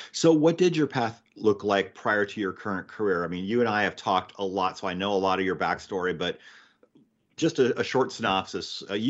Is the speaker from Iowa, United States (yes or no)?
yes; Iowa, United States; moved away as an adult; Last year, I moved back to Iowa, to my hometown, which is a small farming community.